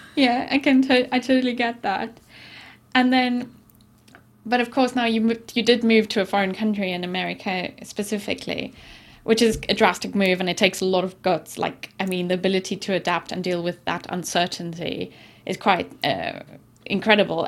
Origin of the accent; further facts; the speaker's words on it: South Africa; moved away; where I grew up in South Africa